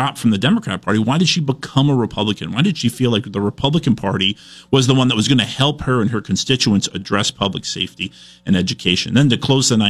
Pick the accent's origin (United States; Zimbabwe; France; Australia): United States; Shoreham, Vermont; also born or lived in Brandon, Vermont / Middlebury, Vermont; I grew up first in Shoreham and then moved to Brandon when I was in sixth grade.